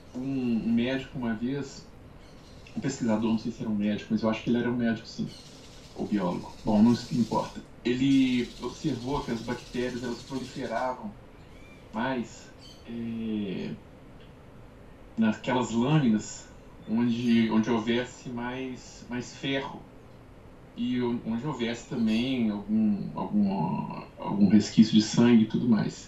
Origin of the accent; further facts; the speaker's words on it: Brazil; como brasileiro